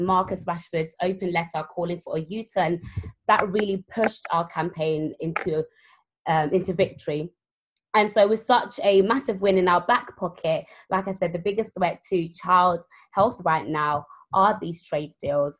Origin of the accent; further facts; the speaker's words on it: London, United Kingdom; also born or lived in Zimbabwe; So I grew up in South London